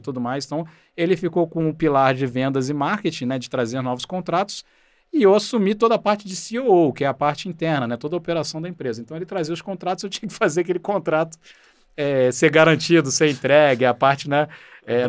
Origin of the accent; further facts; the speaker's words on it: Rio de Janeiro, Brazil; moved away as an adult; now in São Paulo, Brazil; Eu nasci no Rio, cresci no Rio